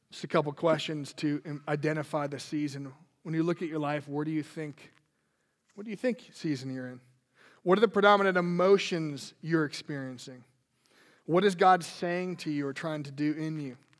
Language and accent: English; Minnesota, United States; I grew up in Minnesota